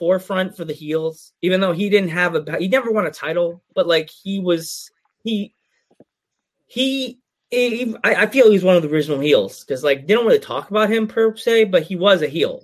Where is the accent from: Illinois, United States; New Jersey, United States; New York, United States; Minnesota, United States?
New York, United States; I'm from New York